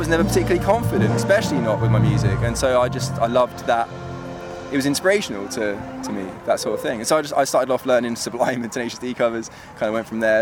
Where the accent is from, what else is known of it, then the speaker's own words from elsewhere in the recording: Aylesbury, South East England, United Kingdom; when I grew up in Aylesbury, it was early 2000s